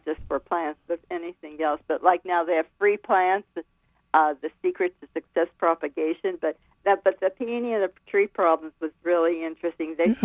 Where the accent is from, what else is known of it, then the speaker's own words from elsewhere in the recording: Pittsburgh, Pennsylvania, United States; moved away as an adult; now in North Carolina, United States; I'm from Pennsylvania, originally Pennsylvania